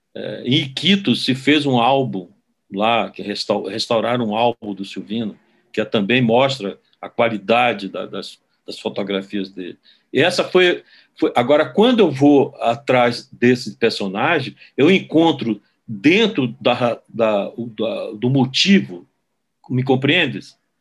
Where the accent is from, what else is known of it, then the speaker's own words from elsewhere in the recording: Manaus, Amazonas, Brazil; moved away; also born or lived in Brasília; minha geração, ela era a última geração é, de amazonenses que mirou fisicamente a decadência desse ciclo econômico.